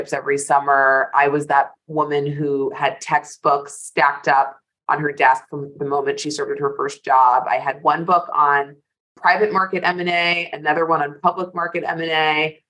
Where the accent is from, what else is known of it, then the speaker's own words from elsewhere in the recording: New York, United States; I am in my office in New York, where I am proud to be a native, born and bred Manhattanite